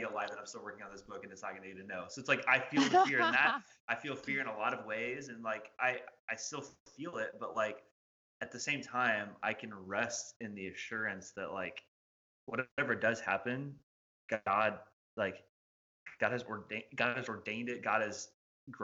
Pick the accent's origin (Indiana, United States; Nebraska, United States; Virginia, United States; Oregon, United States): Indiana, United States; moved away as an adult; now in Bowling Green, United States; I'm from Indiana, which is where we moved from